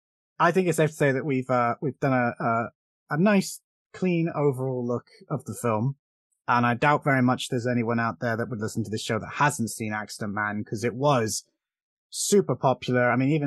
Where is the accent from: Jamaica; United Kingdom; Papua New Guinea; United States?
United Kingdom; I could do his voice. I'm British, but I can't do his goddamn Boyka accent.